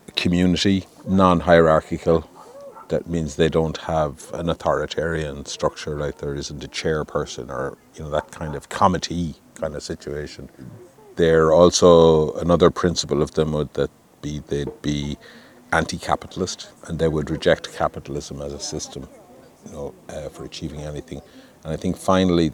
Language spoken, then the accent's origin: English; Galway, Connacht, Ireland; I'm from Galway.